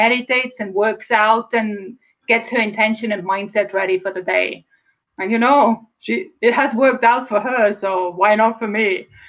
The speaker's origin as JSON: {"language": "English", "country": "Estonia", "tie": "born or raised there", "second_language": "English", "moved": "as an adult", "lives_now": "United States", "said": "And perhaps you have heard my accent. So I'm from Estonia. It's a former Soviet bloc country. And I was born and raised there."}